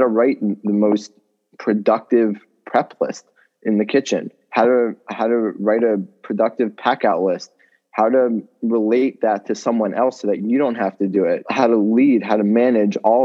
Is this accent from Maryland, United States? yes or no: yes; College Park, Maryland, United States; I grew up as the son of the Chabad rabbi at the University of Maryland in College Park